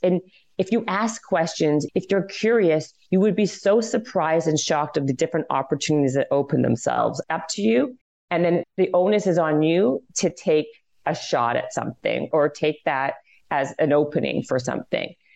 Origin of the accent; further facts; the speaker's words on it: Canada; I'm Canadian